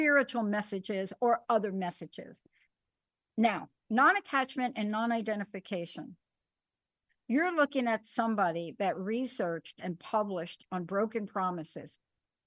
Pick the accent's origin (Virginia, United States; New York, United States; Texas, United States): New York, United States; New York City; I'm a kid from the Bronx. I had a rough childhood